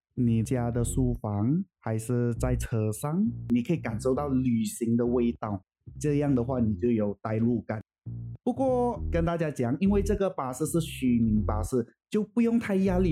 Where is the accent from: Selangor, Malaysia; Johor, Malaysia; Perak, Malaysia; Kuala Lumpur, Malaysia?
Selangor, Malaysia; Puchong; 小弟是在这边长大的，算是我真正的家乡吧